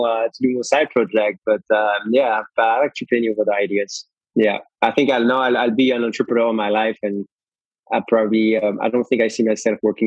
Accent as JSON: {"language": "English", "country": "Belgium", "tie": "born or raised there", "moved": "yes", "said": "I grew up in Belgium, and it's definitely not a country for entrepreneurs"}